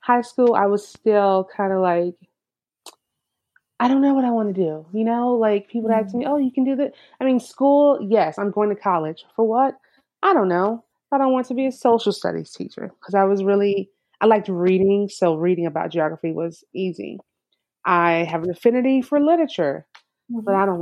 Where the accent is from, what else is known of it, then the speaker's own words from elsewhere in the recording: Sarasota, Florida, United States; I was born and raised in Sarasota.